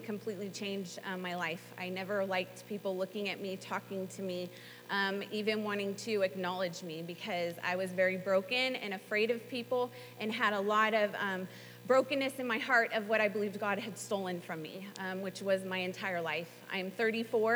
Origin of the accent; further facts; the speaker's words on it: Southern California, United States; moved away as an adult; also born or lived in North Carolina / Tulsa, Oklahoma; I'm from Southern California, and I came out here to attend Bible school